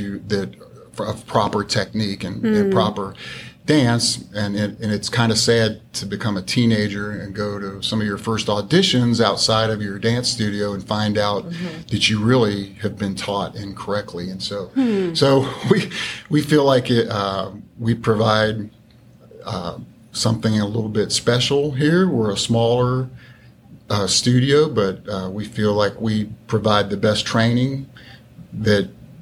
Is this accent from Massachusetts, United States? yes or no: no; Cincinnati, Ohio, United States; now in Dallas, United States; I grew up actually in Cincinnati, Ohio